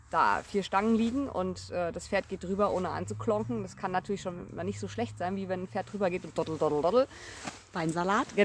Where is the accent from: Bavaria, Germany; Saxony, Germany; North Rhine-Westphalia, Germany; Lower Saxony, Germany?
North Rhine-Westphalia, Germany; Ich komme ja ursprünglich aus NRW.